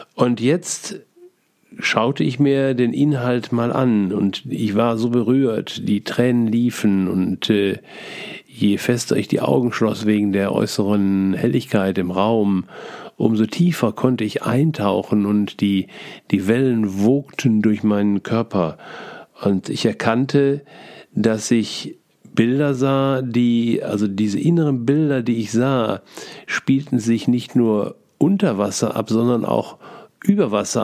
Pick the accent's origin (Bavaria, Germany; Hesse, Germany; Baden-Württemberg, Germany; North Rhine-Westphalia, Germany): North Rhine-Westphalia, Germany; Essen; als Essener Kind